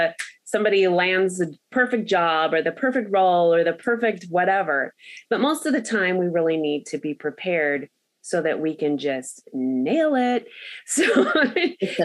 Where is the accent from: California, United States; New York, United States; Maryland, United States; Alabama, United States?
California, United States; Los Angeles; growing up in Los Angeles